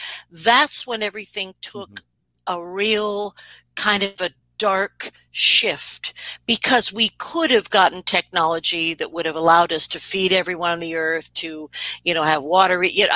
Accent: New York, United States; accent: New York; I am originally from New York, and I used to have a horrendous, you know, accent, which I will not duplicate.

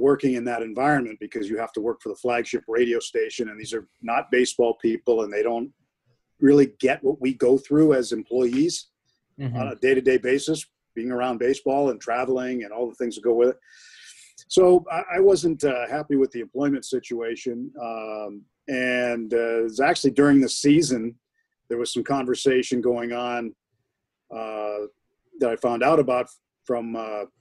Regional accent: New England, United States; moved away as an adult; also born or lived in Pittsburgh / Colorado; now in Los Angeles, United States; I'm from New England. I used to live three blocks from Fenway Park when I was in college. Mm-hmm. I grew up 45 minutes from Fenway Park

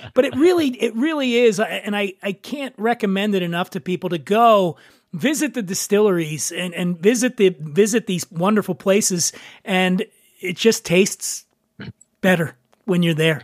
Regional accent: Philadelphia, Pennsylvania, United States; Where I grew up in Philly, most of my neighborhood was Italian and Irish

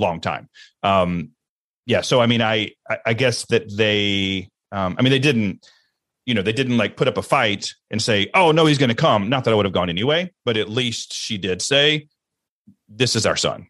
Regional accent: Alabama, United States; I grew up in Alabama, and I grew up in the church

